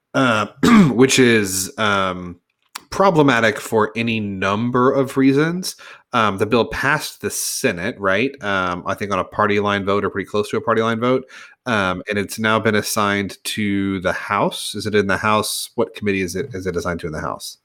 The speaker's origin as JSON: {"language": "English", "town": "Edmond", "region": "Oklahoma", "country": "United States", "tie": "born or raised there", "said": "I grew up in Edmond, I went to Edmond Memorial High School"}